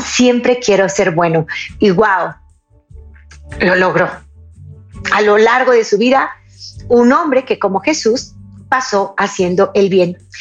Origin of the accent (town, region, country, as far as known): Mexico